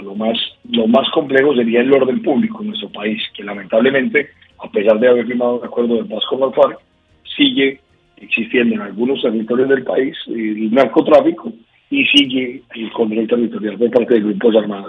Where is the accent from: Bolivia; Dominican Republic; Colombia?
Colombia; los colombianos vivimos muy molestos